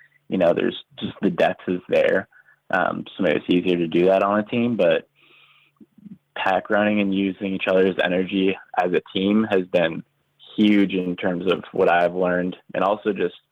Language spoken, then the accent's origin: English; Canada; moved away as an adult; also born or lived in Indiana; back home to Canada